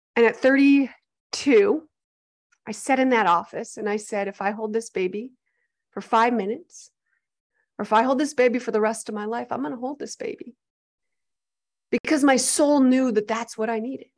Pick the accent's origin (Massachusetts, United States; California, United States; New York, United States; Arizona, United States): Arizona, United States; I was born and raised in Arizona, actually fourth generation on my dad's side